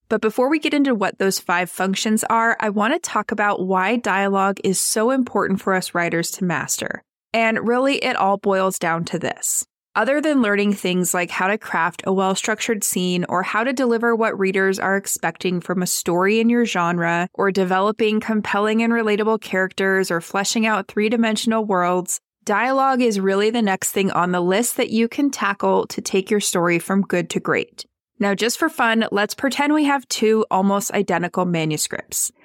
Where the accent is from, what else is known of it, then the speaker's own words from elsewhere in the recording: California, United States; I'm from California and I say the word gnarly, where my relatives in New York do not say that word.